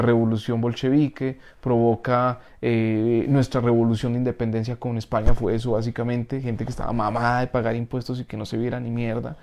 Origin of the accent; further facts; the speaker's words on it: Colombia; nosotros como como los colombianos